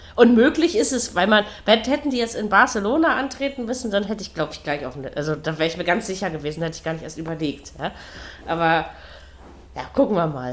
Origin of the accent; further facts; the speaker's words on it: Berlin, Germany; ich, ich sage extra als Unioner und nicht als Berliner